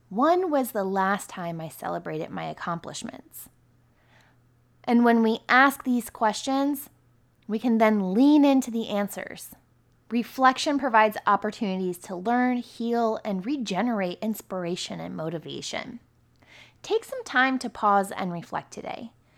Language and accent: English; near Camp David, about an hour west of DC, Maryland, United States; My hometown was really close to Camp David as well, and we're about an hour west of D C.